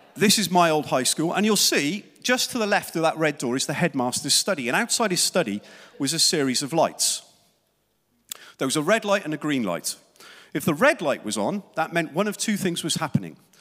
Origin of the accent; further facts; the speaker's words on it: South Wales, United Kingdom; Growing up in Wales in the sun, seventies